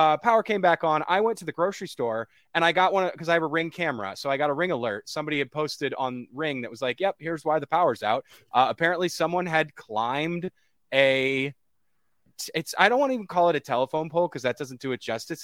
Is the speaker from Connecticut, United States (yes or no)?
yes; Connecticut, United States; moved away as an adult; now in Winston-Salem, United States; I'm from Connecticut, outside New York